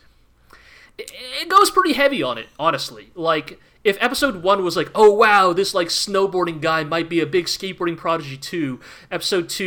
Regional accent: California, United States; being a Californian

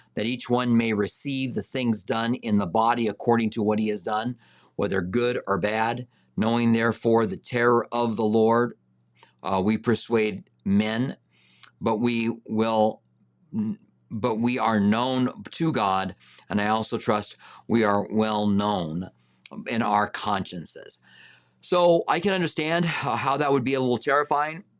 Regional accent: United States; I am an American

